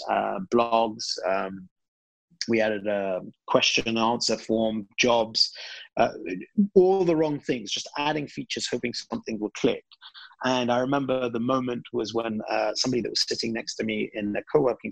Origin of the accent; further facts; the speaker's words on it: United Kingdom; moved away as an adult; also born or lived in Iraq; I'm originally British Iraqi. Both my parents are Iraqi, and I was brought up in the UK, studied there and spent most of my life there